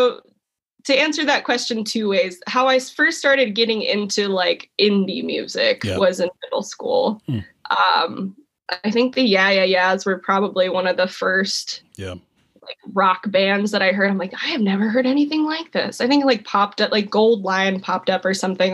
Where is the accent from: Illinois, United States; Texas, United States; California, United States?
California, United States; Placerville; also born or lived in Chico, California; one of the only people I knew from my hometown